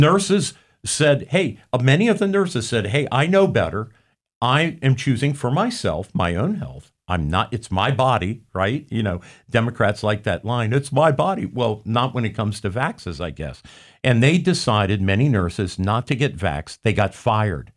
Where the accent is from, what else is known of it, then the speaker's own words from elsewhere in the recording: Hamilton County, Ohio, United States; I grew up in Hamilton County